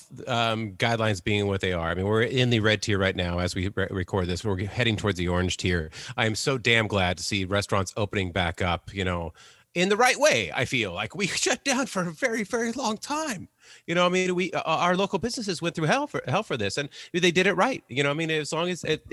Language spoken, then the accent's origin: English; San Diego, California, United States; born or raised there